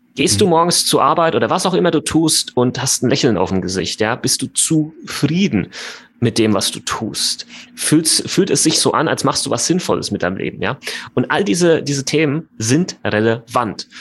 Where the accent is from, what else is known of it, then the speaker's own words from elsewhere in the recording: Germany; bei uns in Deutschland